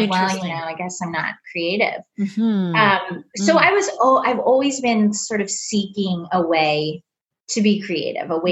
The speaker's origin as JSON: {"language": "English", "region": "Arizona", "country": "United States", "also_born_or_lived": "Texas", "moved": "yes", "lives_now": "Houston, United States", "said": "I'm from Arizona originally, but I went to school in Texas"}